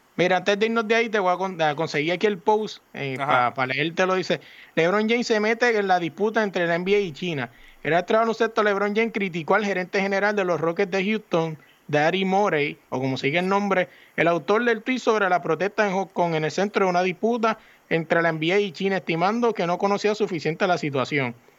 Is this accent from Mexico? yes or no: no; Puerto Rico; yo me crié en el Residencia Hermano La Pérez